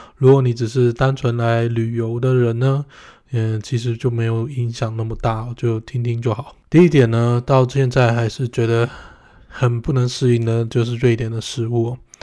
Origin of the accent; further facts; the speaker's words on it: Taiwan; moved away as an adult; now in Sweden; 我们台湾人